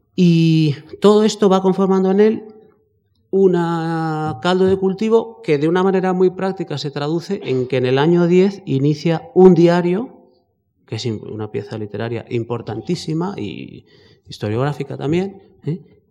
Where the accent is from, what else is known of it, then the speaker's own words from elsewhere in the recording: Spain; somos españoles